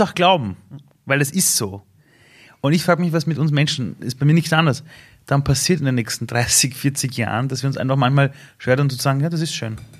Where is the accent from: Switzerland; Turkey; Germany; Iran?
Iran; now in Austria; Ich komme aus dem Iran